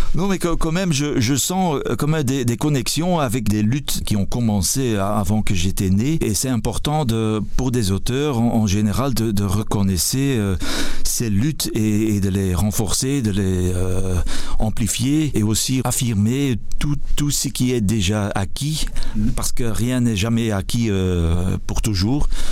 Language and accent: French; Flanders, Belgium; je suis flamand